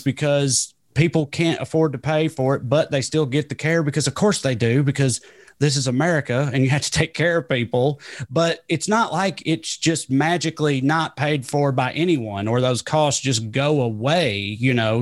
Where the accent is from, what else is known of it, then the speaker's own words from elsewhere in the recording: Celina, Tennessee, United States; Salina, Tennessee. We're actually, as the crow flies, we grew up about fifty or sixty miles apart